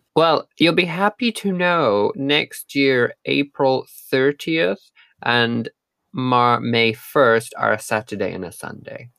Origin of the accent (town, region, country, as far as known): United Kingdom; moved away; also born or lived in Japan